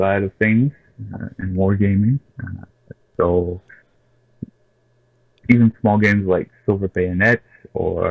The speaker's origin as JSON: {"language": "English", "country": "Canada", "said": "we're all Canadian"}